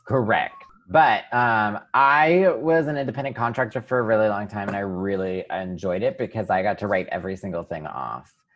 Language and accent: English; Pennsylvania, United States; I grew up in Pennsylvania